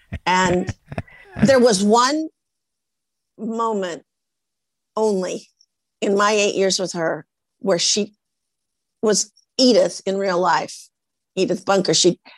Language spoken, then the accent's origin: English; Portland, Oregon, United States; moved away; I come from Portland, Oregon, from the Norwegians.